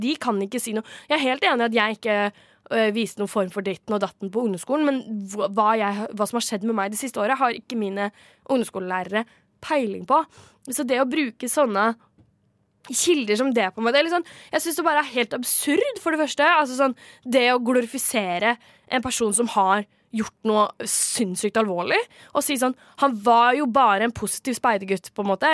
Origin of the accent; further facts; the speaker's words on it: Kragerø, Vestfold og Telemark, Norway; moved away; jeg er jo fra Kragerø